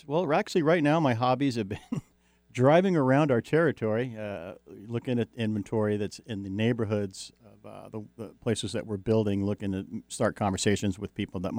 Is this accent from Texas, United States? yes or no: no; Jersey Shore, New Jersey, United States; moved away; I grew up on the Jersey Shore, New Jersey.